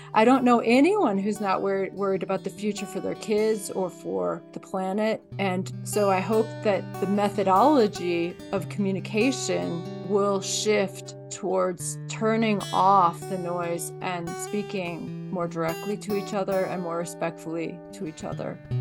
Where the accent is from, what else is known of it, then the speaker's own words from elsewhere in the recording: Midwest, United States; moved away as an adult; also born or lived in East Coast / Alaska; now in Nevada, United States; I grew up in the Midwest, then I went to school on the East Coast